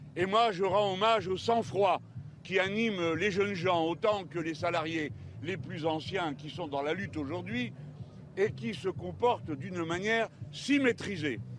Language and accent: French; Lille, Hauts-de-France, France; moved away; je viens du Nord et de Lille